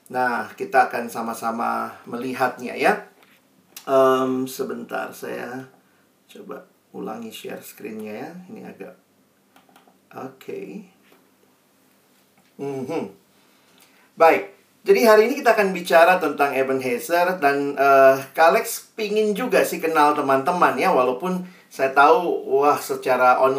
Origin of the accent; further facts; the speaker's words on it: Makassar, South Sulawesi, Indonesia; accent: Makassar; kami semua lahir besar di Makassar jadi masih bisa Ji bahasa Makassar uh, logat Makassar.